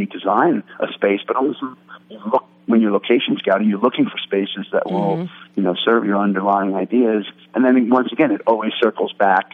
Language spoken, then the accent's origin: English; New York City, New York, United States; moved away as an adult; now in Los Angeles, United States; Adam and I, we grew up together in New York City, both on the Upper West Side, a block from each other